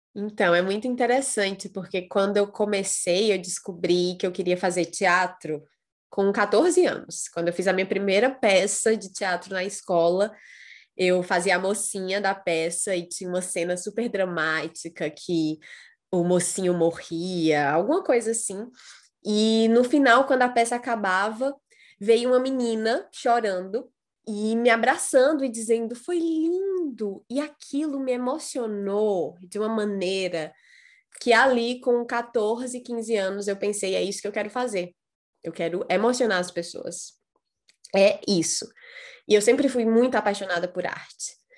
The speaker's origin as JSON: {"language": "Portuguese", "region": "Ceará", "country": "Brazil", "said": "filha do Nordeste, sou cearense"}